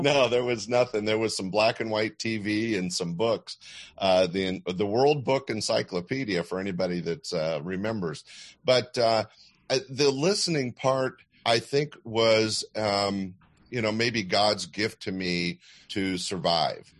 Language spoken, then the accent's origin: English; Sacramento, California, United States; I was growing up in Sacramento, which couldn't be any more landlocked